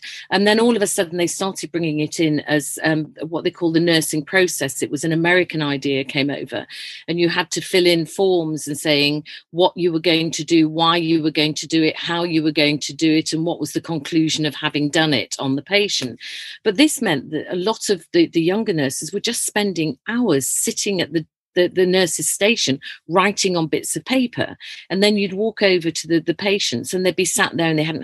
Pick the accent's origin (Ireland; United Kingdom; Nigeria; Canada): United Kingdom; Leeds, Yorkshire and the Humber; I was born in Leeds, and my parents ran an old people's home. So we lived in this massive house